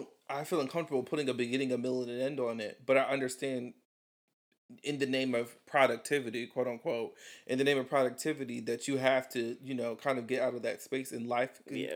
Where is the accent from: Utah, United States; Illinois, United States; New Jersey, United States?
Illinois, United States; Chicago; I am from Chicago.